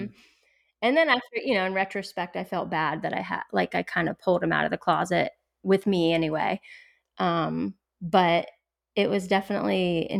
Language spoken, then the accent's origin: English; Orlando, Florida, United States; I grew up in Orlando, which was different. Um, and I moved to our small town.